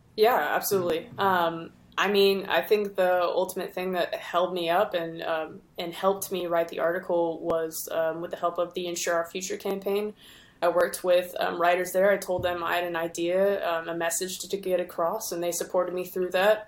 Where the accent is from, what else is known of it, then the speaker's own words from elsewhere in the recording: Houston, Texas, United States; also born or lived in Denton, Texas; I'm originally from Houston.